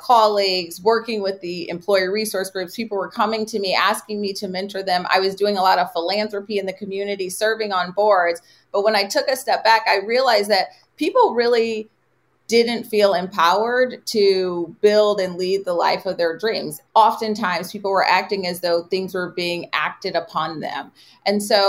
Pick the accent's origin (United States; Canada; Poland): United States; Detroit, Michigan; I was born and raised in Detroit